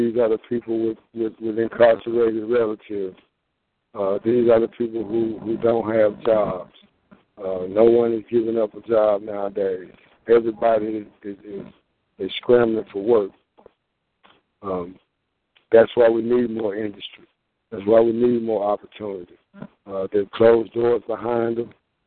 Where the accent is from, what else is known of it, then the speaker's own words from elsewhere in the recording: Greenwood, United States; I live here. I was born in Greenwood, the Floor Hospital